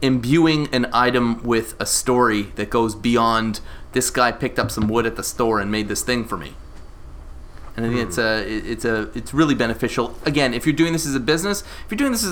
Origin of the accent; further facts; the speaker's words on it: Canada; I'm Canadian